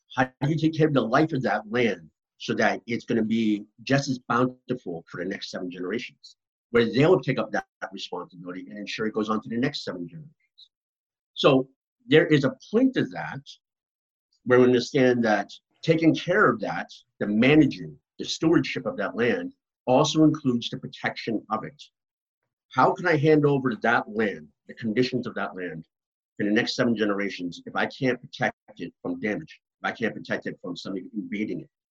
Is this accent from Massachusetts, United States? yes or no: yes; right outside of Boston, Massachusetts, United States; moved away; also born or lived in Mi'kmaq territory; I grew up right outside of Boston in my young years. So I grew up in Massachusetts, very much an urban environment